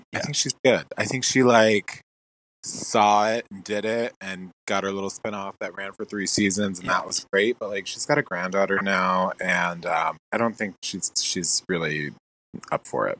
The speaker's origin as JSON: {"language": "English", "town": "Bridgewater", "region": "New Jersey", "country": "United States", "also_born_or_lived": "New York City", "moved": "as an adult", "said": "I am from Jersey. I am from a town called Bridgewater, which is near Princeton. So I'm from the middle of the state, not like the north and not the south, which is very like Philly adjacent. It's just its own little bubble in the middle."}